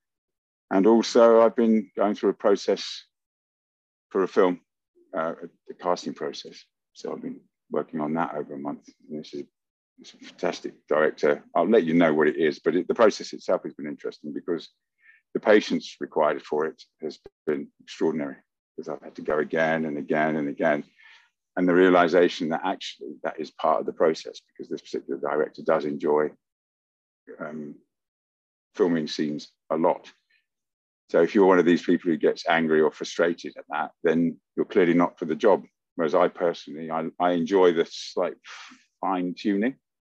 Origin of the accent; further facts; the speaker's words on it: Luton, East of England, United Kingdom; also born or lived in Oundle, England; I grew up in Luton, but I had to go to school in a little village in England called Oundle when I was 4 and a half.